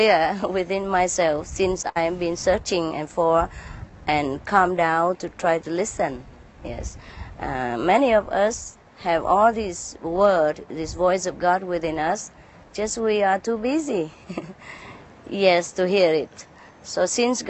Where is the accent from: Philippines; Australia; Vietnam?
Vietnam; moved away; also born or lived in India; I was born in Vietnam. I have some Chinese blood. I'm British citizen.